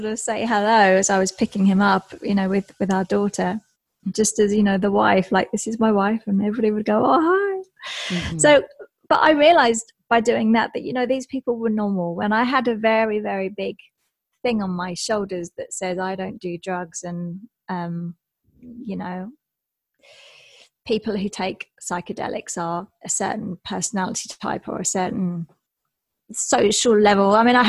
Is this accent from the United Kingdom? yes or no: yes; England, United Kingdom; I'm English, so I was in England for most of those years, working in and out of London and the surrounding areas